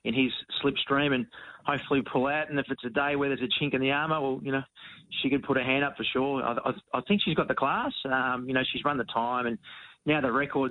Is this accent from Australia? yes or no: yes; Williamstown, Victoria, Australia; at the pub in Williamstown, my hometown.